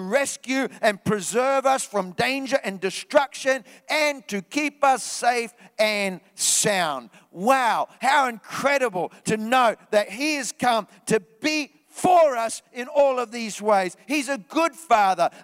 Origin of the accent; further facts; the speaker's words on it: New Zealand; moved away; I was back in New Zealand in my hometown.